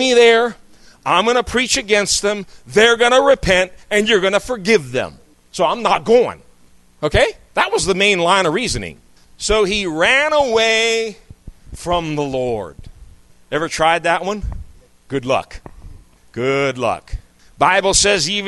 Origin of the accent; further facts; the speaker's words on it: United States; moved away as an adult; someone who was born and raised in this country. I lived a number of years outside of it, but I'm back here